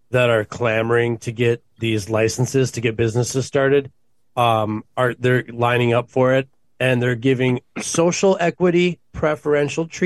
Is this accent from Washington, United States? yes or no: no; Minnesota, United States; accent: half Minnesota, half surfer; also born or lived in California; now in St. Louis Park, United States